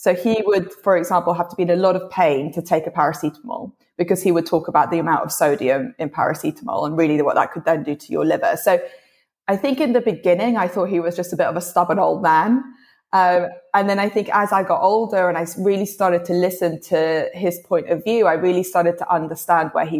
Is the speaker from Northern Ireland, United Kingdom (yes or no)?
no; London, United Kingdom; also born or lived in Colombia; at the age of 8, I came back to London